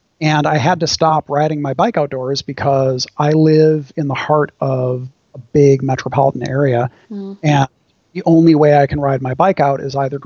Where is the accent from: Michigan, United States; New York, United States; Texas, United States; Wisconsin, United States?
Wisconsin, United States; now in Orange County, United States; my home state, Wisconsin